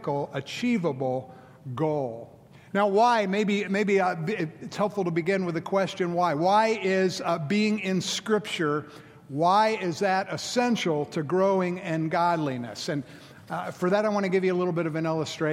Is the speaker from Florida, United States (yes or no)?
yes; Florida, United States; now in Memphis, United States; I'm from Florida. There's 7-Elevens on every corner. And so I grew up, with the convenience store 7-Eleven